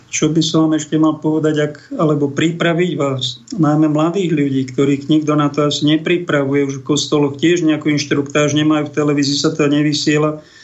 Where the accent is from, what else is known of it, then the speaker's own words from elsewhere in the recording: Slovakia; my sme takí Slováci citliví ľudia